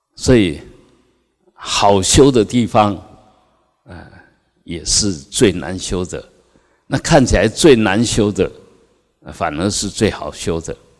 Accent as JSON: {"language": "Chinese", "country": "Taiwan", "said": "我们台湾人"}